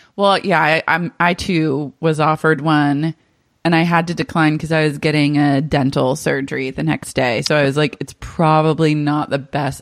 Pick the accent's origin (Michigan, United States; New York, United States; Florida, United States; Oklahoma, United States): Oklahoma, United States; Oklahoma City; I grew up in Cher's stepdad's house in Oklahoma